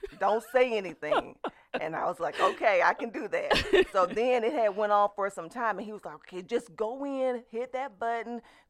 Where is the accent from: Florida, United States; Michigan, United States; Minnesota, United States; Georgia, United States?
Georgia, United States; LaGrange; now in Lanett, United States; LaGrange, Georgia, born and raised. Absolutely. I live in Lynette, Alabama currently.